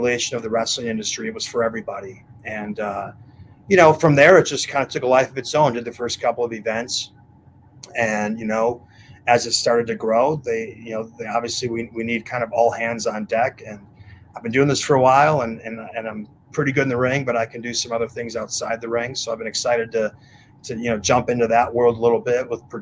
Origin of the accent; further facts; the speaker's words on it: Wisconsin, United States; also born or lived in Mexico; now in Florida, United States; we're both from Wisconsin